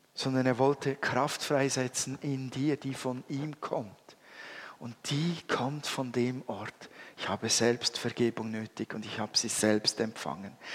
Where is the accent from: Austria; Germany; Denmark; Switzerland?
Switzerland; als Schweizer